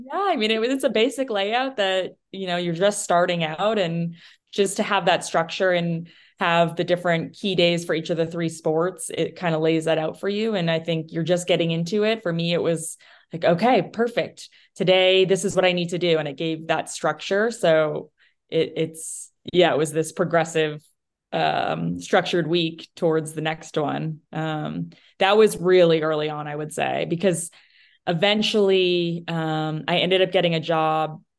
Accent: New Hampshire, United States; moved away; I, I grew up, I'm from New Hampshire originally

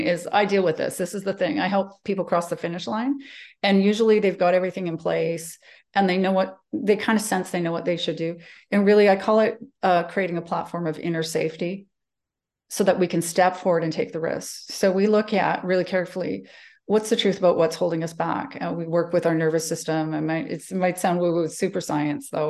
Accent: Calgary, Alberta, Canada; moved away as an adult; I grew up in Calgary. Um, I'm born and bred here

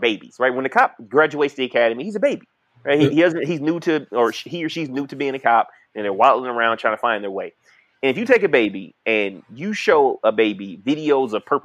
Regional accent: Detroit, Michigan, United States; when I grew up in Detroit, like, yeah, motherfucker, I was from the hood

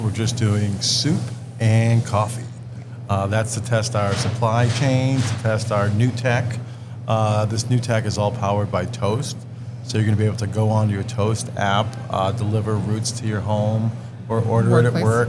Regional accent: Leominster, Massachusetts, United States; We're right on the border. So we're definitely more Leominster, but we got a lot of love for Fitchburg. We're just from Fitchburg. I'm from Leominster.

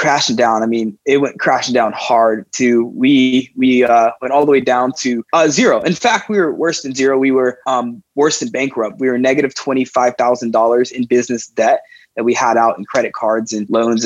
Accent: South Miami, Florida, United States; I grew up in South Miami

